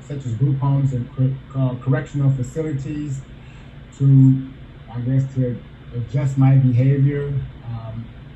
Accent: South Bend, Indiana, United States; also born or lived in Omaha, Nebraska; I was born in Omaha, Nebraska, abandoned by my parents, raised by my grandmother in South Bend, Indiana

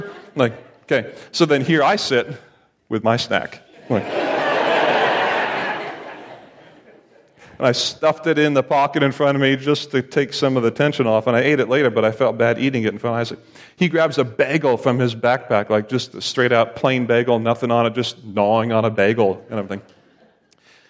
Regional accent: Lancaster, Pennsylvania, United States

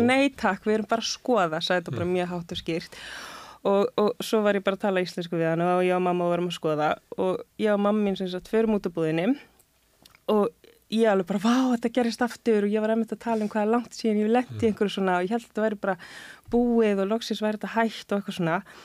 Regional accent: Reykjavík, Capital Region, Iceland; ég sé úr breyðolti

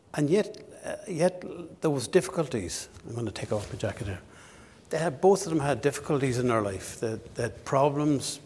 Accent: Ballinasloe, Connacht, Ireland; moved away as an adult; now in Dundalk, Ireland; my hometown in Ballinasloe

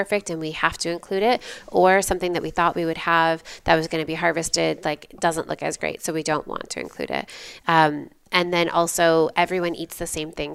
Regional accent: about twenty miles south of Holland, Western Michigan, United States; also born or lived in Ann Arbor, Michigan; I grew up in Western Michigan, um, about twenty miles south of Holland, Michigan

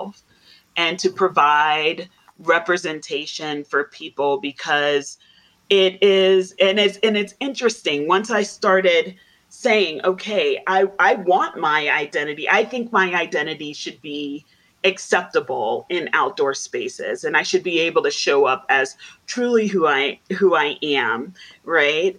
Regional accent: New York City, New York, United States; now in Denver, United States; I grew up in the Bronx

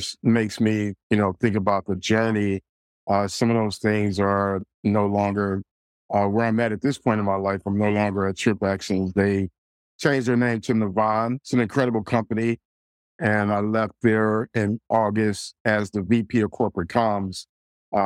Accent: Detroit, Michigan, United States; I grew up in the city of Detroit, my hometown, my beloved hometown

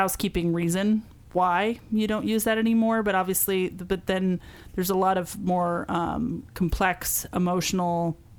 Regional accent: United States; I am American

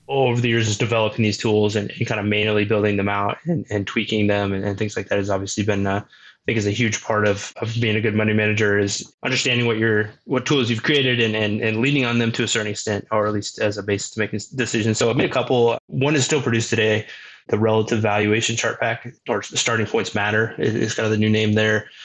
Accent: Omaha, Nebraska, United States; born and raised in Omaha

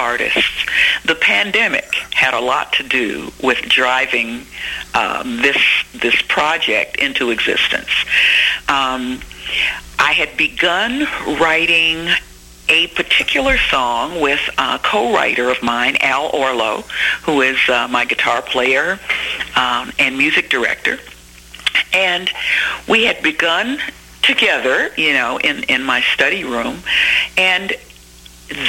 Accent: Memphis, Tennessee, United States; I was born in Memphis, Tennessee, to Rufus and Lorene Thomas

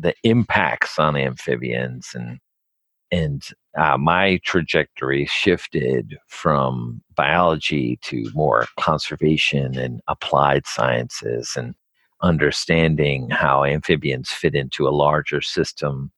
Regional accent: New Jersey, United States; I grew up in New Jersey and I didn't really see any nature

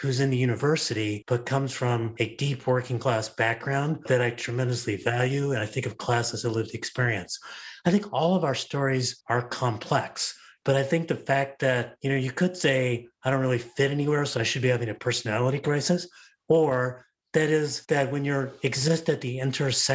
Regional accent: Los Angeles, California, United States; also born or lived in New York; I wound up growing up in Los Angeles

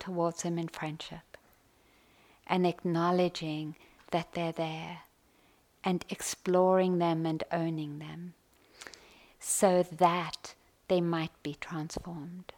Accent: South Africa; Growing up in South Africa, deep training on white entitlement and privilege, on white arrogance

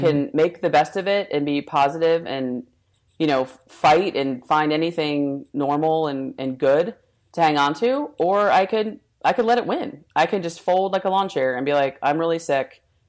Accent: New Jersey, United States; I grew up in Jersey.

